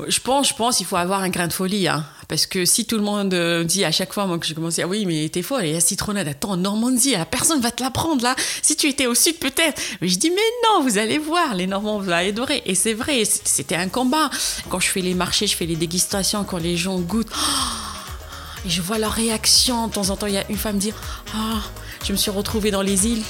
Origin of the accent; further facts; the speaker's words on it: Constantine, Constantine Province, Algeria; now in France; mon enfance à Constantine où ma grand-mère faisait de la citronnade